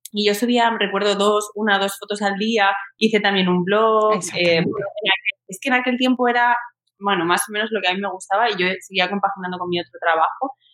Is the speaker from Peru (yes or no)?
no; Alcalá de Henares, Community of Madrid, Spain; now in Madrid, Spain; yo soy de Alcalá de Henares de toda la vida. Yo estudié allí, me crié allí en un barrio